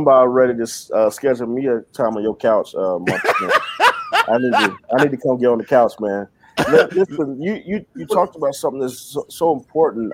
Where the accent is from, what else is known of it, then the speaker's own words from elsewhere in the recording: the South, United States; I grew up in the South.